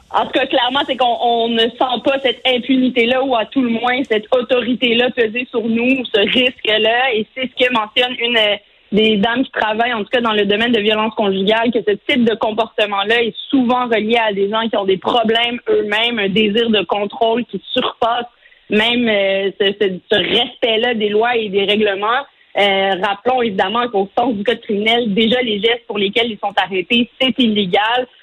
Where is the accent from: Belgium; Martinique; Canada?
Canada; Quebec; chez nous au Québec